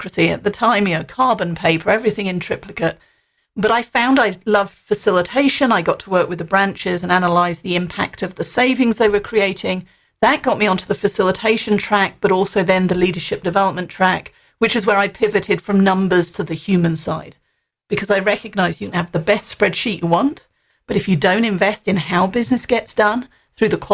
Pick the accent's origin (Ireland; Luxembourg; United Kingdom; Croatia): United Kingdom; moved away; Being British